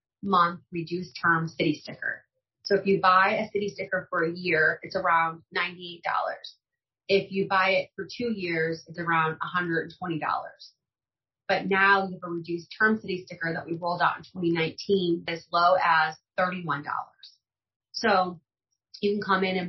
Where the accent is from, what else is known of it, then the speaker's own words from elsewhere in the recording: Granite City, Illinois, United States; I grew up in Granite City. So I did not grow up in a wealthy zip code.